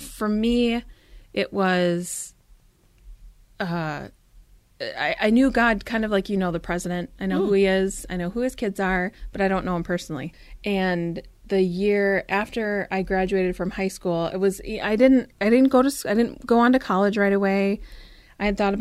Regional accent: Stillwater, Minnesota, United States; I grew up in Stillwater, Minnesota, which is the birthplace of Minnesota

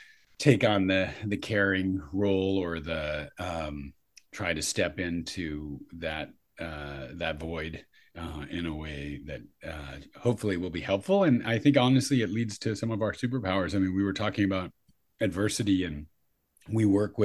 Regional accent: New York City, New York, United States; now in Santa Cruz, United States; So I'm in Santa Cruz, but I grew up in New York City.

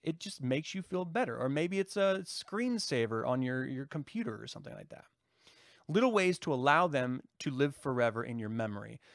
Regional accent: United States; as an American

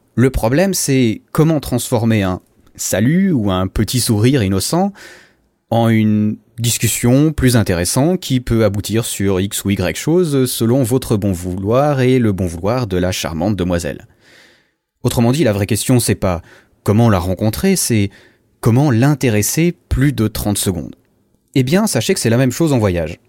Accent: Switzerland; Je viens de Suisse, euh, tu sais, le pays des montagnes, le pays des banques, le pays du chocolat

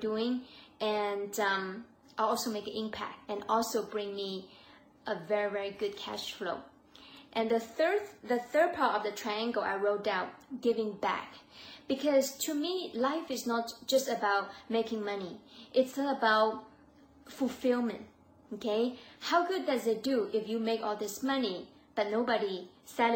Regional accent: China; I'm Asian, I'm from China

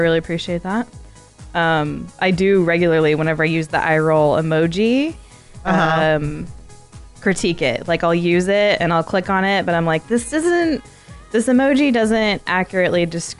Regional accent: Arizona, United States; I'm from Arizona.

